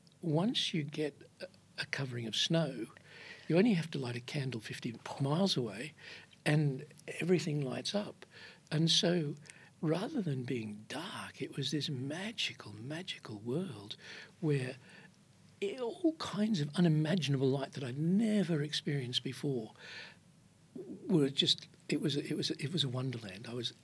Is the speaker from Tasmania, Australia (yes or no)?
no; Queensland, Australia; born or raised there; moved away as an adult; also born or lived in Iceland / Sydney